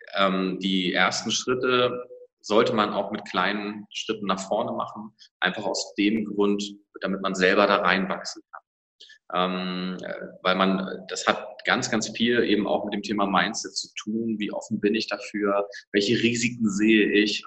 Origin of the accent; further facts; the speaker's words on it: Schleswig-Holstein, Germany; ich komme aus Schleswig-Holstein